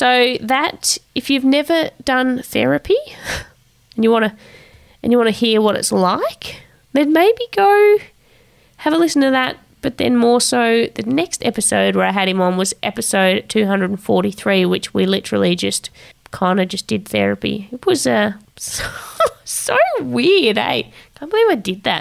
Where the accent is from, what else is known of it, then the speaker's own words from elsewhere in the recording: Tasmania, Australia; She was in Tassie at the time of filming the video, which is my hometown